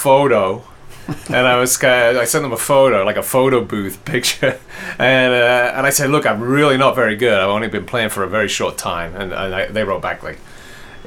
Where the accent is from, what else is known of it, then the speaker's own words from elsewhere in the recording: England, United Kingdom; moved away; I grew up in England.